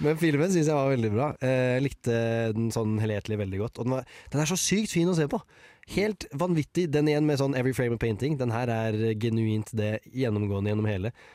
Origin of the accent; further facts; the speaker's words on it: Moss, Østfold, Norway; i hjembyen min Moss